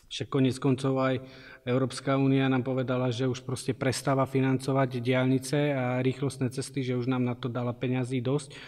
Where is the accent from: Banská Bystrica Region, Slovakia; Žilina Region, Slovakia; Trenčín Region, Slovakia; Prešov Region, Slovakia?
Žilina Region, Slovakia; Martin; now in Zemplín, Slovakia; ja na Zemplíne uh, žijem iba posledných 8 rokov. Ja som Martinčan, čiže ten región Zemplína uh, mám v srdci, ale nie som rodák